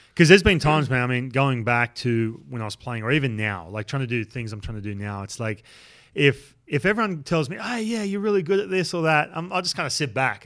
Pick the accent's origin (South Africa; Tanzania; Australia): Australia; moved away; growing up in Australia